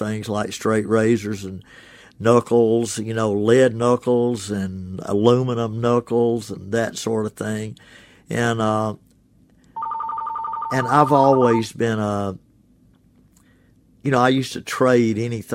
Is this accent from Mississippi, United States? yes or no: yes; Ashland, Mississippi, United States; now in Oxford, United States; My home is Oxford, Mississippi. My hometown is Ashland, Mississippi